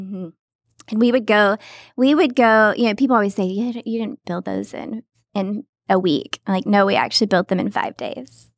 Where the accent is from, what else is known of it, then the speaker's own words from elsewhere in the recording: Texas, United States; moved away; I'm not from Hollywood. I'm from Texas